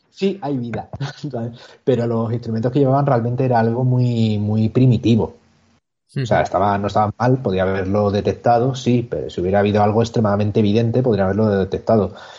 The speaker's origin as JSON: {"language": "Spanish", "town": "Cádiz", "region": "Andalusia", "country": "Spain", "tie": "born or raised there", "said": "mi tierra, allí, en Cádiz"}